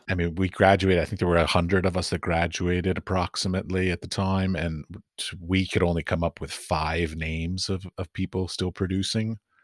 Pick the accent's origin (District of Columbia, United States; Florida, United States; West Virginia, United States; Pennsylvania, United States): District of Columbia, United States; Washington; moved away; also born or lived in London / San Francisco; I grew up in Washington, D.C.